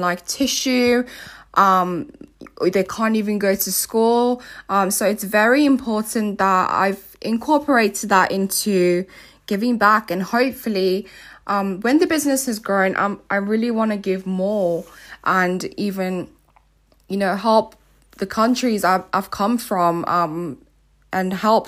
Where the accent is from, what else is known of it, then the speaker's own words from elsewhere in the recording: Nigeria; also born or lived in South Africa; now in United Kingdom; I grew up in Nigeria and South Africa